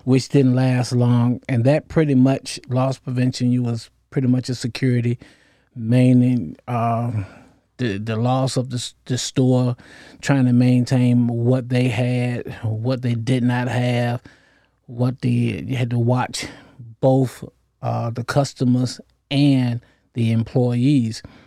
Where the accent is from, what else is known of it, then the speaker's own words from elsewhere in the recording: Norfolk, Virginia, United States; I'm originally from Norfolk, Virginia, raised up in the projects of Norfolk